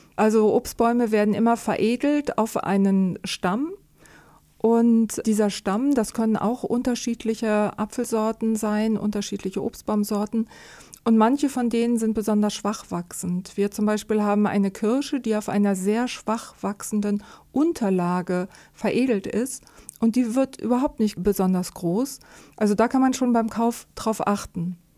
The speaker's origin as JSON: {"language": "German", "country": "Germany", "said": "bei uns in Deutschland"}